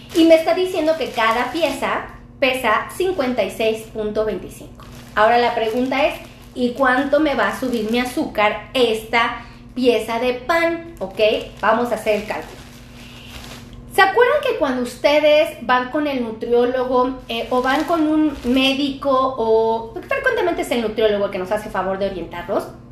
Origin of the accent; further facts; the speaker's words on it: Mexico; Muchos de los mexicanos tenemos acceso a este pan